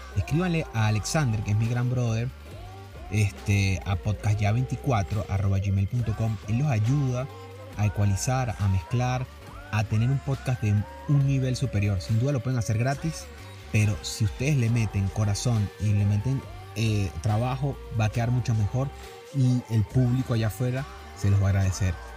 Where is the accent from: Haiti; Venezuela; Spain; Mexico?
Venezuela; moved away; Somos venezolanos en otros países